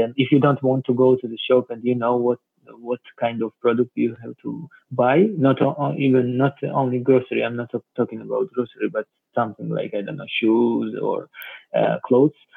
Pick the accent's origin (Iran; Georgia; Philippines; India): Georgia; now in Barcelona, Spain; from Georgia